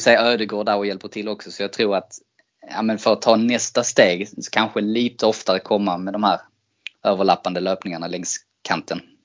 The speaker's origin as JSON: {"language": "Swedish", "country": "Sweden", "said": "som svensk"}